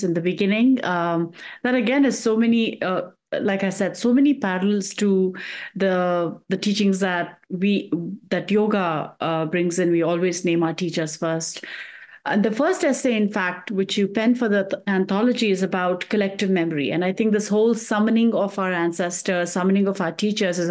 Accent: India; now in United States; I come from India

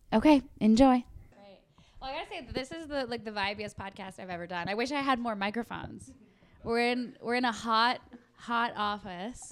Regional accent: Canada; I'm a Canadian. I've lived in Canada my whole life

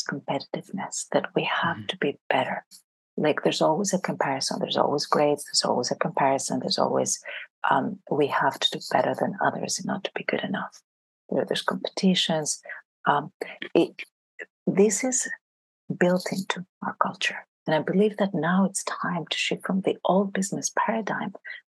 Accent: France; also born or lived in Greece; I grew up in Greece and then I grew up in France. So in France, anybody who's really good in math, and I was very good in math, ends up being an engineer. So I finished high school in France

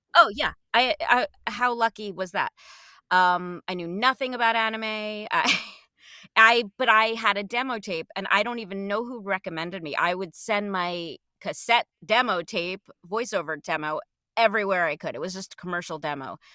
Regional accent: New Jersey, United States; I grew up in New Jersey right outside Manhattan

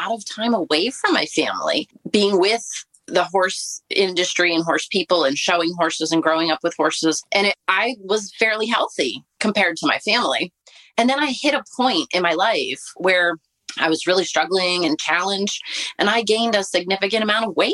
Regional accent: Baltimore, Maryland, United States; I was born in Baltimore, Maryland, and into a family of not very healthy people.

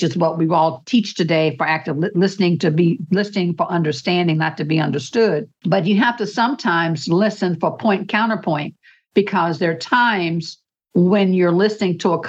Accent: United States; as an American

